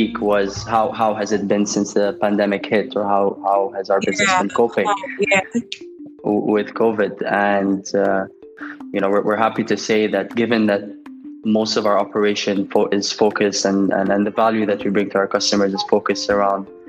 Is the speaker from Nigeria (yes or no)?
yes; Nigeria; moved away as an adult; I'm born and brought up in Nigeria